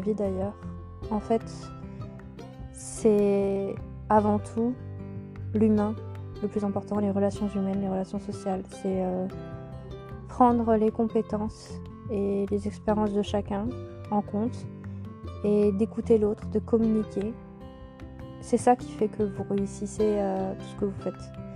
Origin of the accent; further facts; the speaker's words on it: Auvergne-Rhône-Alpes, France; moved away as an adult; now in Moselle, France; dans la région de, mon enfance, en Auvergne